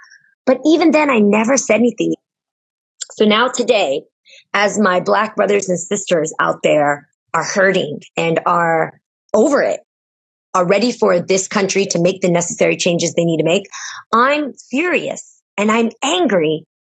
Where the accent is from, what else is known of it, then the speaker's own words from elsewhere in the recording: United States; even though I'm American, I'm born on American soil